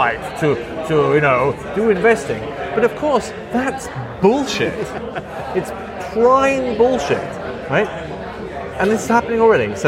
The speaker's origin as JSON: {"language": "English", "region": "Midlands", "country": "United Kingdom", "tie": "born or raised there", "said": "I grew up in the Midlands, and so there was like car plants in Derby shutting down"}